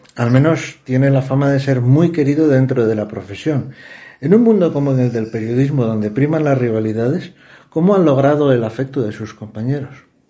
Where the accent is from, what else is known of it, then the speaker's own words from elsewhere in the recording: Asturias, Spain; now in Madrid, Spain; su tierra que es la nuestra